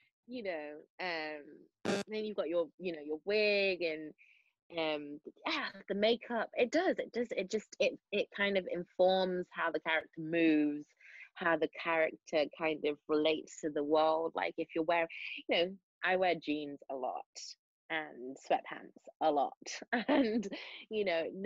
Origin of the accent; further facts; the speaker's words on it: Manchester, North West England, United Kingdom; accent: Mancunian; I do keep my accent on because of it's difficult to switch between Mancunian and South Side of Chicago